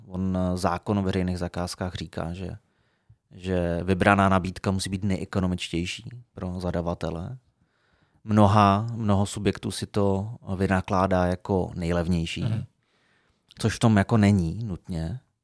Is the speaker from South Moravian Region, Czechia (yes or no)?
no; Frenštát pod Radhoštěm, Moravian-Silesian Region, Czechia; moved away as an adult; also born or lived in Brno / Prague; jsem se sebral z Frenštátu